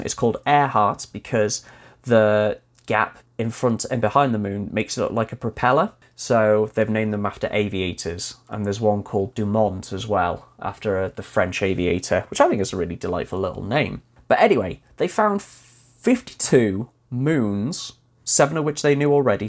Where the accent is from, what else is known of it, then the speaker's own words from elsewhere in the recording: Wales, United Kingdom; having grown up, well, born and raised in Wales, although right on the border, so practically English